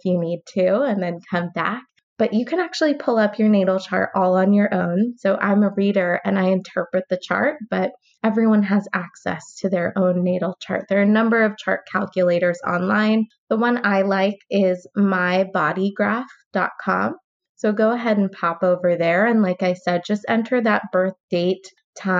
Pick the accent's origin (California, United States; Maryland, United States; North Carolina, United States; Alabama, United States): California, United States; I'm from California.